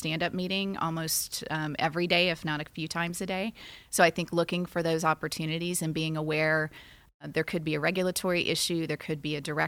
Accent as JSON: {"language": "English", "town": "Poplar Bluff", "region": "Missouri", "country": "United States", "tie": "born or raised there", "said": "I was born in Poplar Bluff, Missouri."}